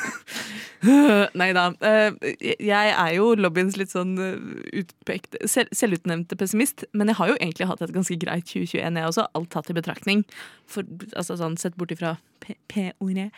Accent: Oslo, Norway; jeg er født og oppvokst i Oslo

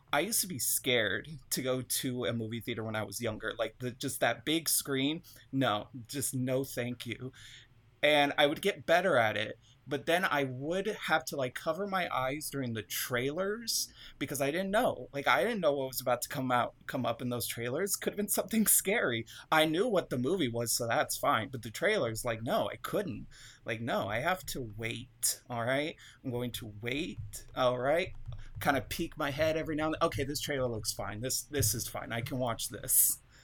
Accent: United States; being an American child

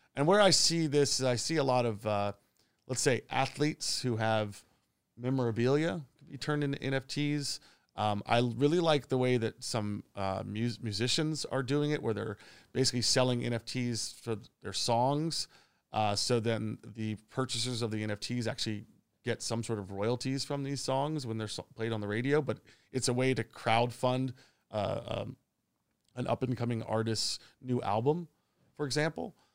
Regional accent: Long Island, New York, United States; moved away as an adult; also born or lived in Shenzhen, China / Bangkok, Thailand; now in Phuket, Thailand; I'm originally from New York or just outside the city in Long Island.

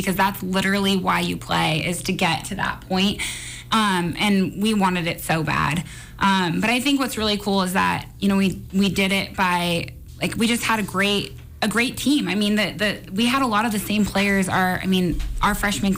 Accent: Monroe, Washington, United States; I was from Monroe

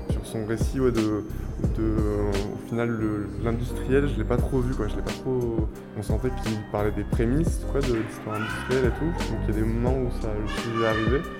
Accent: Toulouse, Occitania, France; moved away; Moi, comme j'ai grandi à Toulouse et que c'est ma génération

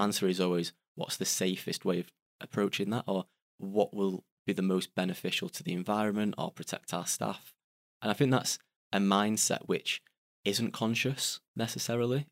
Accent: Salford, North West England, United Kingdom; I'm from Salford, which is in Greater Manchester.

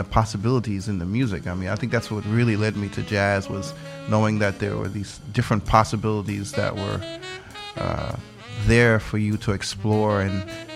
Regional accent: New York City, New York, United States; my family's from the Caribbean. I grew up in New York City

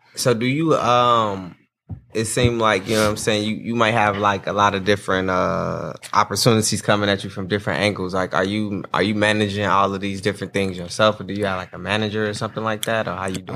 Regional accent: Gary, Indiana, United States; I'm not from Indianapolis. I'm just from Gary, but from Indiana

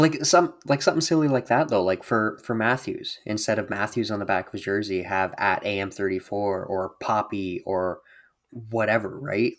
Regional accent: Brantford, Ontario, Canada; I grew up in Brantford

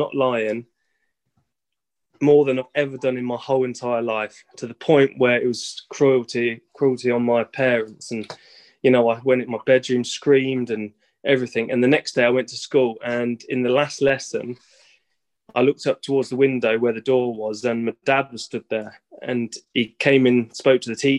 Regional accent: Peterborough, East of England, United Kingdom; moved away as an adult; also born or lived in Greece; I'm from Peterborough

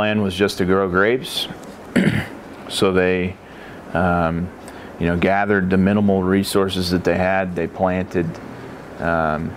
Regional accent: Beaux Frères property, Willamette Valley, Oregon, United States; also born or lived in Colorado Springs, Colorado; I grew up on the Beaux Fréres property from about the age of three

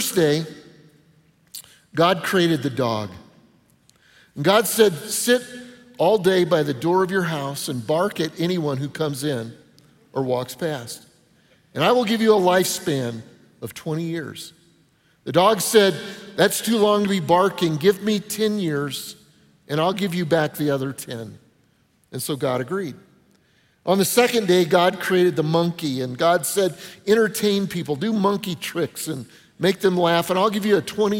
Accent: Denver, Colorado, United States; moved away; I grew up in Denver

